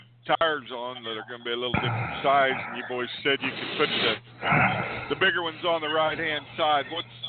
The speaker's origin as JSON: {"language": "English", "region": "Kansas", "country": "United States", "said": "my phone number's from Oklahoma, but I'm from Kansas, and I'm driving across Missouri."}